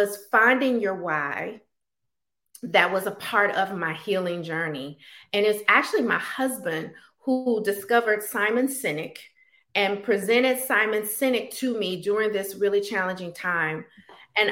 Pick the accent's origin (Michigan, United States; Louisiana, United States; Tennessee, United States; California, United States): Louisiana, United States; Baton Rouge; moved away as an adult; I'm originally from Baton Rouge, Louisiana. I am a product of mostly a single parent home where I watched my mom struggle to make ends meet financially.